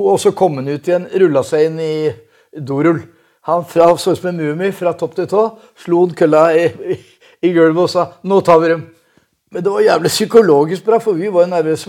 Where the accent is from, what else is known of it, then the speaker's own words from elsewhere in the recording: Oslo, Norway; i det området hvor jeg vokste opp, på Marienlyst Majorstua